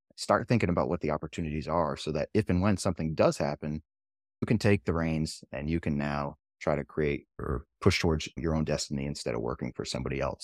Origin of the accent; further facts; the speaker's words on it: New Hampshire, United States; I'm from New Hampshire as well